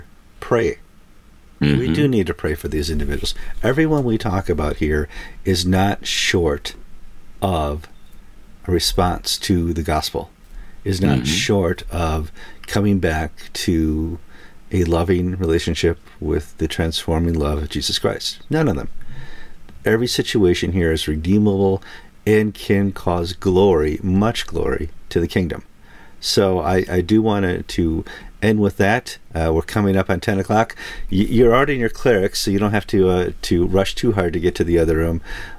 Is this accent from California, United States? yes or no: no; Florida, United States; We're both from Florida.